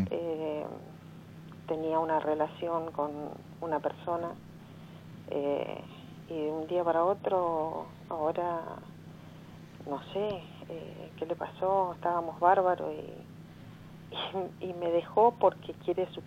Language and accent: Spanish; San Rafael, Mendoza, Argentina; de Cuadro de Negas, en distrito de San Rafael.